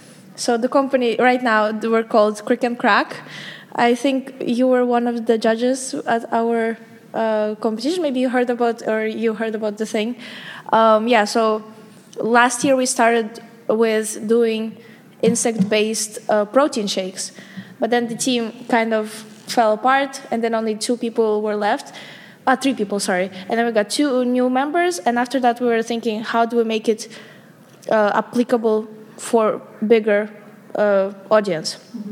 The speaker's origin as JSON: {"language": "English", "country": "Kazakhstan", "moved": "as an adult", "lives_now": "Amsterdam, Netherlands", "said": "I'm from Kazakhstan. So I study here for 2 years now at UVA"}